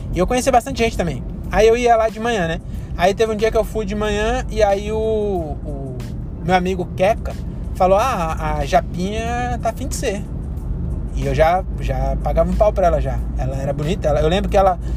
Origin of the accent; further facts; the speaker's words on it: Brazil; also born or lived in São Paulo; Nós somos brasileiros